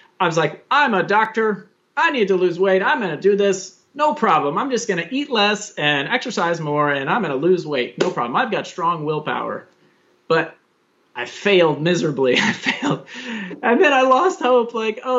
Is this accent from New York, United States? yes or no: no; Daytona Beach, Florida, United States; moved away as an adult; where I was raised in Daytona Beach, Florida